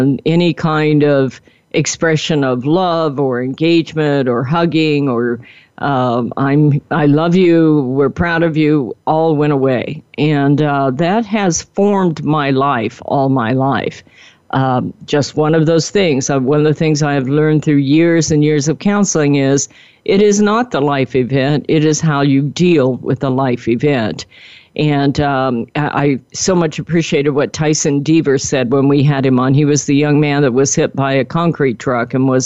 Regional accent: Wichita, Kansas, United States; moved away; I grew up in Wichita, Kansas

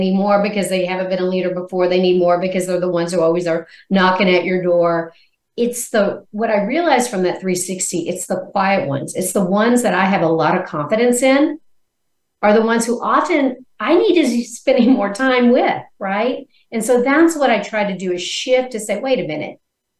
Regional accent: Missouri, United States; born there; So one is, I was born in Missouri. It's a show me state.

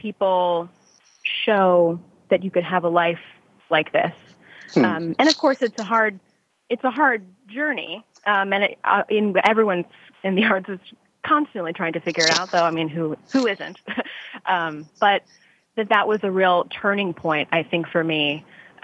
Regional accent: Detroit area / Saugatuck, Michigan, United States; I moved from the Detroit area over to Saugatuck here in West Michigan. And was in an art class at Saugatuck. And Saugatuck High School

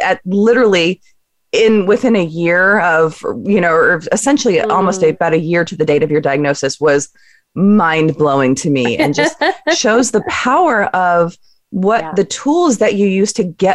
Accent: Southern California, United States; moved away; I grew up in the Southern California area

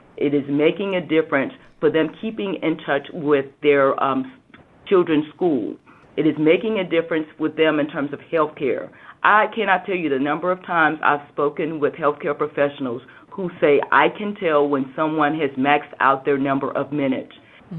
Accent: South Carolina, United States; I am from South Carolina and from what we call Hurricane Alley sometimes.

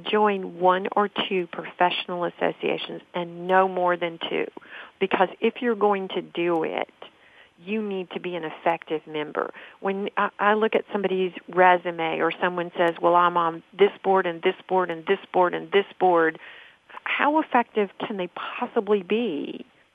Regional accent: Nashville, Tennessee, United States; I'm from Nashville

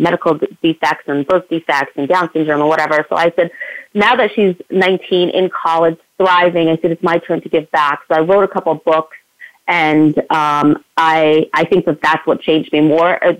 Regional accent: Schenectady and Albany, New York, United States; Schenectady and Albany, New York, in my hometown.

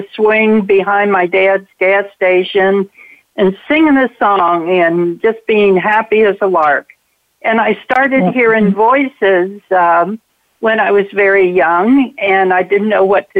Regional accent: Cincinnati, Ohio, United States; I grew up in Cincinnati, Ohio

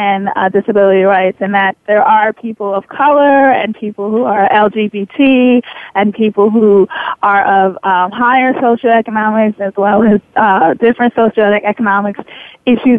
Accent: New Jersey, United States; now in Washington, D.C., United States; I'm originally from Jersey

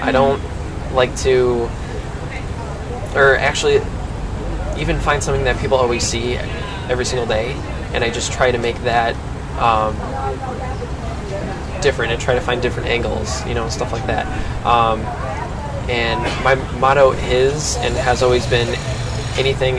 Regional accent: Cary, Illinois, United States; born or raised there; also born or lived in Lake in the Hills, Illinois

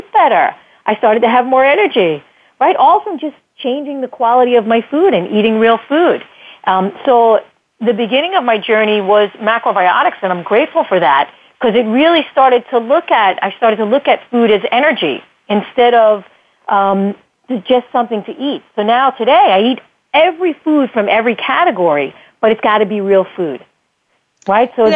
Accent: United States; as an American kid growing up in the 70s

